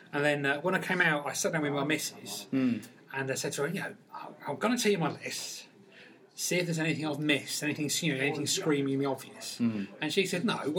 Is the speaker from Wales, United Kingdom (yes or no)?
no; Peterborough, East of England, United Kingdom; I come from Peterborough, and you know, it was a hotbed of Northern Soul, weirdly, in Peterborough.